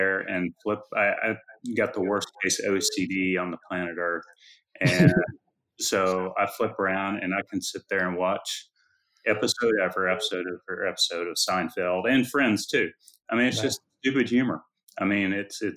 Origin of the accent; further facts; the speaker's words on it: Austin, Texas, United States; also born or lived in Houston, Texas; I've been in Austin since I was 5 years old, and never really considered anything other than going to UT.